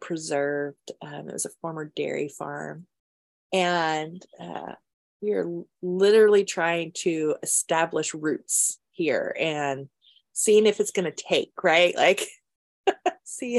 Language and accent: English; Charlotte, North Carolina, United States; now in Washington, D.C., United States; I grew up in Charlotte